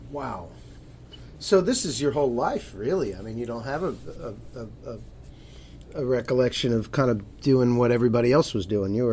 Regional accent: Hartford, Connecticut, United States; born or raised there

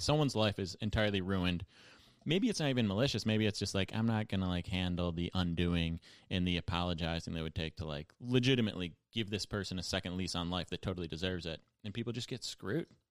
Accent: Buffalo, New York, United States; now in New York, United States; my hometown was, like, kind of slash is a center for the opioid crisis. Like, definitely more heroin addicts in Buffalo than most cities

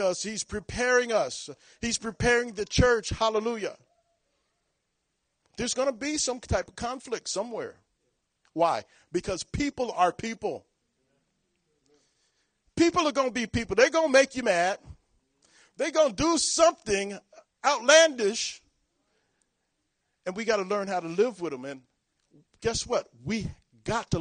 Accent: Long Beach, California, United States; moved away as an adult; now in Virginia Beach, United States; I'm from Long Beach, California

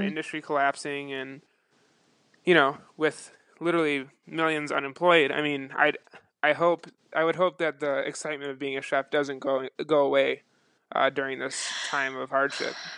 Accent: Buffalo, New York, United States; I'm from Buffalo, New York, um, and I spent um, most of my or all of the beginning of my career in Buffalo.

